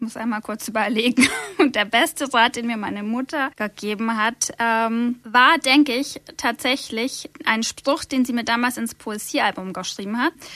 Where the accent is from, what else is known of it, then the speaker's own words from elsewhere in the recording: Nördlingen, Bavaria, Germany; moved away as an adult; now in Munich, Germany; ich bin gebürtig aus Nördlingen, das ist in Nordschwaben, und bin aufgewachsen auf einem kleinen Dorf, Löpsingen